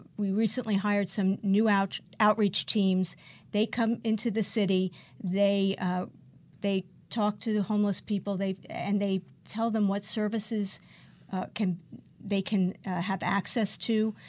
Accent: New York City, New York, United States; now in West Hollywood, United States; I grew up in Brooklyn, New York

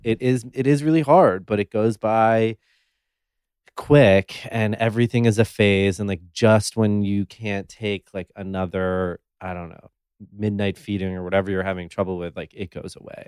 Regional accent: New York City, New York, United States; I was born and raised in New York City on the Upper East Side

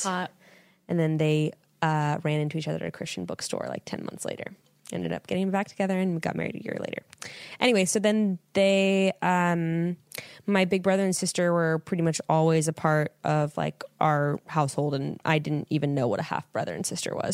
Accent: Fresno, California, United States; born and raised in Fresno, California

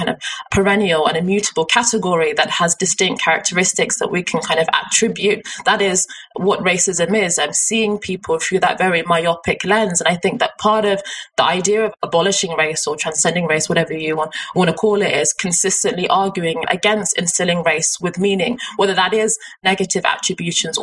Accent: United Kingdom; I'd always see myself as a British Nigerian

